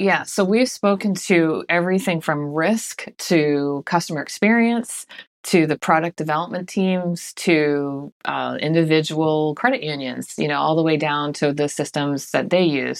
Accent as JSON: {"language": "English", "town": "Boston", "region": "Massachusetts", "country": "United States", "moved": "yes", "said": "I'm from Boston originally, so we say wicked fast where I'm from"}